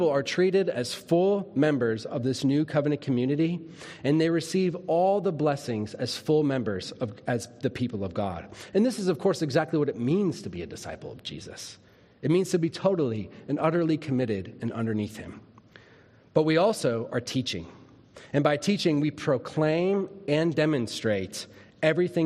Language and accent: English; Minnesota, United States; When I was a little kid, I grew up in Minnesota